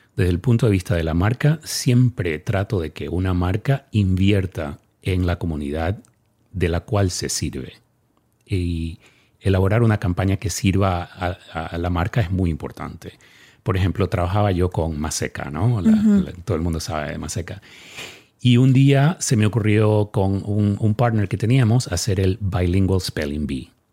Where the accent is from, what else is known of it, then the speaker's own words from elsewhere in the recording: Ecuador; now in Dallas, United States; mi país, Ecuador